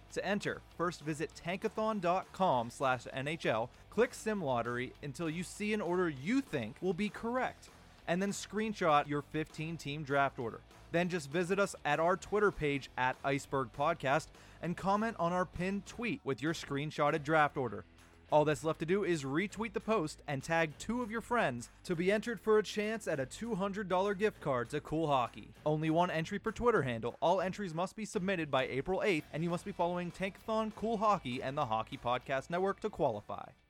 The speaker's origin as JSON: {"language": "English", "town": "Johnstown", "region": "Pennsylvania", "country": "United States", "said": "I'm from Johnstown"}